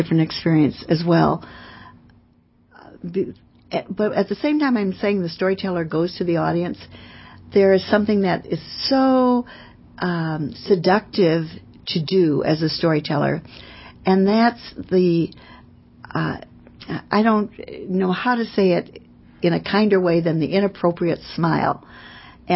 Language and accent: English; California, United States; I'm from California.